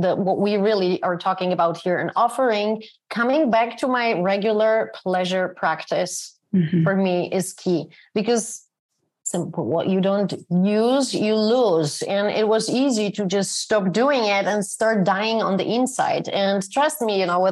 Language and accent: English; Poland; moved away; my hometown. I moved out of here more than 30 years ago. It's a town in Poland